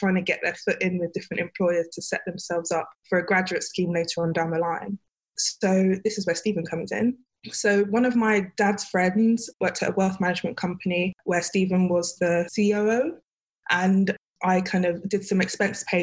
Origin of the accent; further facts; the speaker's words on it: London, United Kingdom; also born or lived in Sheffield; I grew up in Peckham / Nunhead